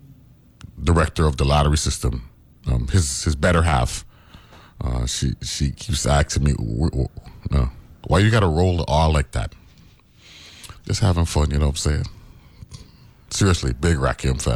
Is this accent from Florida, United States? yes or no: no; New York City, New York, United States; moved away; I was born in Harlem